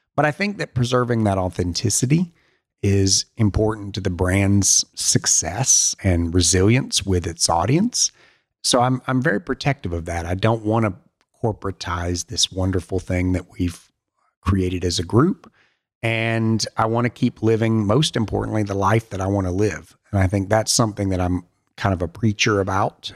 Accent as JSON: {"language": "English", "region": "Alabama", "country": "United States", "tie": "born or raised there", "moved": "yes", "said": "my parents are still in Alabama and is an amazing place to grow up"}